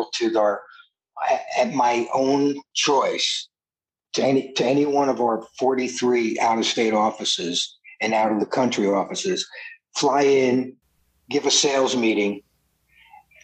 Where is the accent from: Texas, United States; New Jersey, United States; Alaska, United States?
New Jersey, United States; now in California, United States